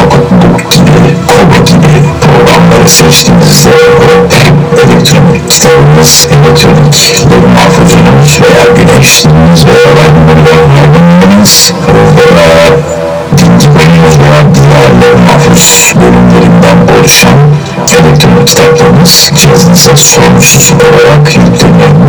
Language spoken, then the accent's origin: Turkish; Turkey; biz Türk'üz